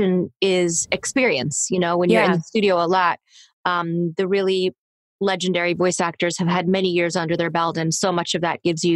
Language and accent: English; Toronto, Ontario, Canada; I grew up in Toronto, and my agent, who I got when I was 13, who is still my same agent today